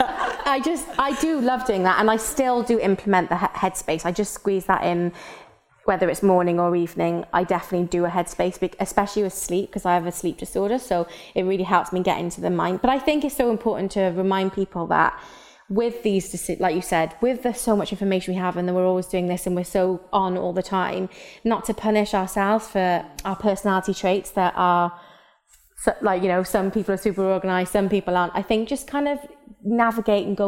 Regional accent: Wales, United Kingdom; accent: Welsh; My Welsh accent really come through then.

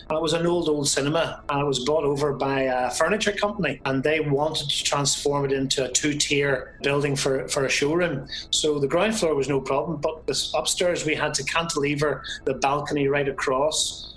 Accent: Belfast, Northern Ireland, United Kingdom; now in County Armagh, United Kingdom; I am originally from Belfast.

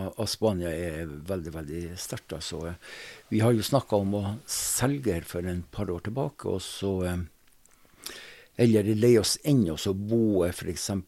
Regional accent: Northern Norway, Norway; accent: Northern Norwegian; hun snakka gebrokkent norsk, og jeg snakka nordnorsk, så det var ikke så helt lett å komme i gang med en god samtale.

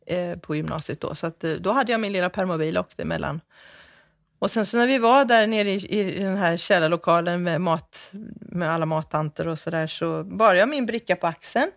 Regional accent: Jönköping, Jönköping County, Sweden; jag föddes på det gamla Västra sjukhuset här i Jönköping

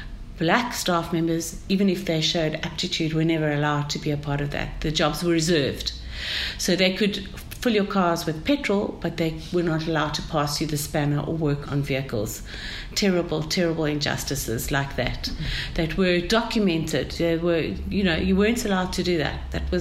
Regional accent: Cape Town, Western Cape, South Africa; I grew up in Sea Point, which is not far from where we're sitting now, on the Atlantic seaboard in Cape Town, and very close to the beach.

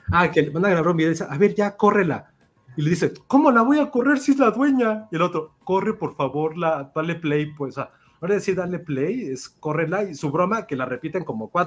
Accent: Chihuahua, Mexico; ay, esto me encantan los aguachiles, güey, que soy de Chihuahua, ay, me encanta, este, rayados, güey, que soy de Chihuahua

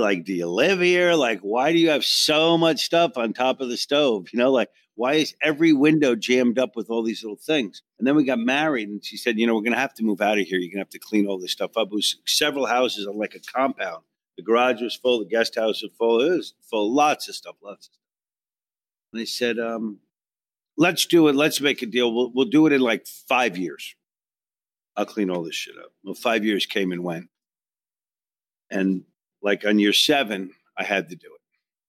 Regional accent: New York, United States; I came from Long Island. A big trip for me was Manhasset, you know.

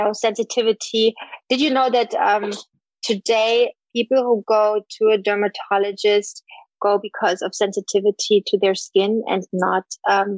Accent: East Germany, Germany; moved away; I grew up in East Germany

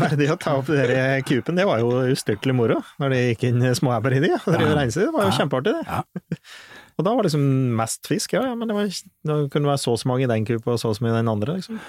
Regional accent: Flisa, Innlandet, Norway; det vann overalt i nærheten der jeg vokste opp.

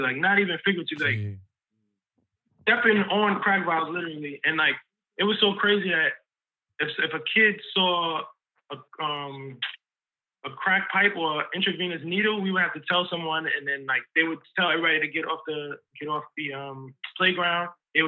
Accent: New York City, New York, United States; I really appreciate growing up in Harlem

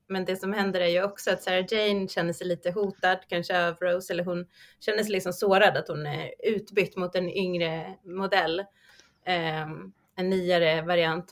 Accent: Sweden; oss som svenskar

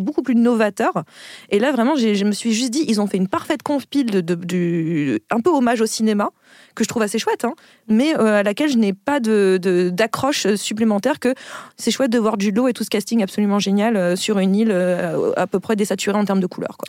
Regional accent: Picardy, Hauts-de-France, France; je viens de Picardie.

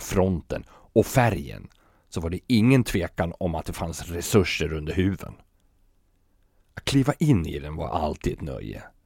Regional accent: Sweden; moved away as an adult; now in Copenhagen, Denmark; här hemma i Sverige

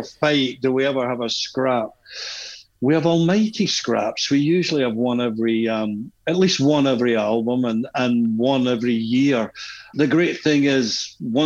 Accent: Glasgow, Scotland, United Kingdom; moved away as an adult; now in Taormina, Italy; growing up in the area we grew up in Glasgow

